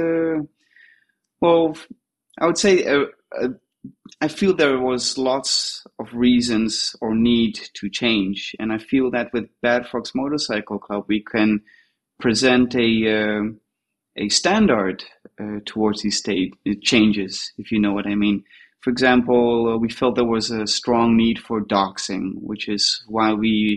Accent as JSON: {"language": "English", "town": "Tel Aviv", "region": "Tel Aviv District", "country": "Israel", "said": "I'm from Tel Aviv in Israel."}